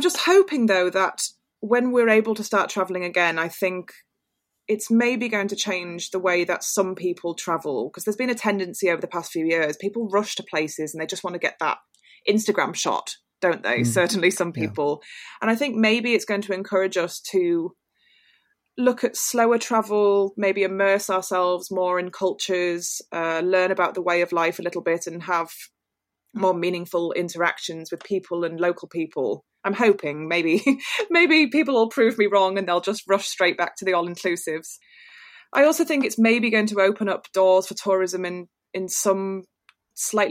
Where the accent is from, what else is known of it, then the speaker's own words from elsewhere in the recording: York, Yorkshire and the Humber, United Kingdom; I'm a big fan of the Northeast. It's where I grew up. So I grew up in York